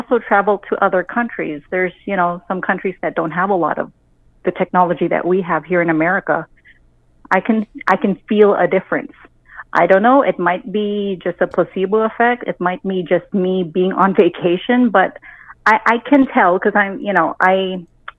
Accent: Waianae, Hawaii, United States; now in El Paso, United States; I'm a Hawaiian. I'm from Hawaii

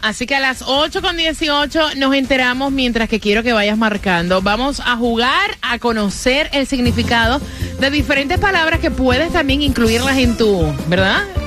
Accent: Puerto Rico; en mi país, Puerto Rico

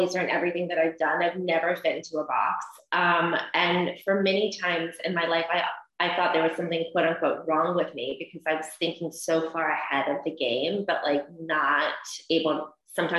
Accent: Columbus, Georgia, United States; I am from the deep South. I'm from Columbus, Georgia

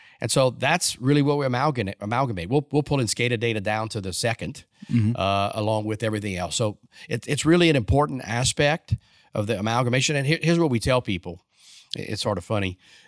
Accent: Louisiana, United States; I graduated from the University of Louisiana in Lafayette. I'm Cajun born, South Louisiana.

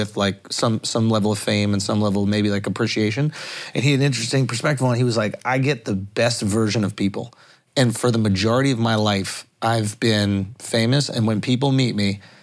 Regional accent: New York, United States; we grew up in New York

